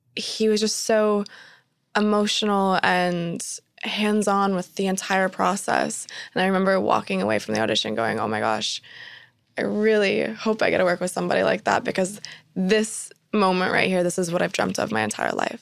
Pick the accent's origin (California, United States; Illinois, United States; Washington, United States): Washington, United States; Spokane; I was born and raised in Spokane, Washington, which is a smaller city on the border of Washington and Idaho State